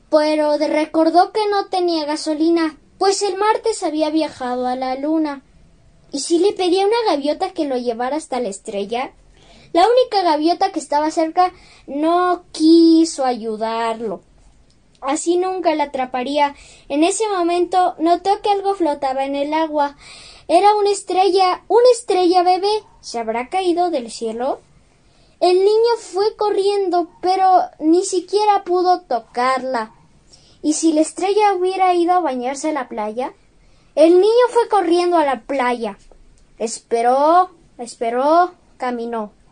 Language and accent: Spanish; Mexico; Soy un niño mexicano de nueve años.